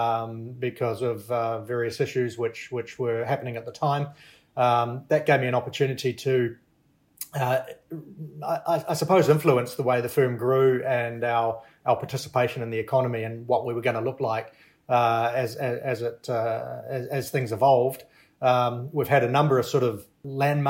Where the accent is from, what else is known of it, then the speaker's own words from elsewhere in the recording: New Zealand; now in Vietnam; I'm from New Zealand. I you can probably tell that by my sophisticated and cultured accent.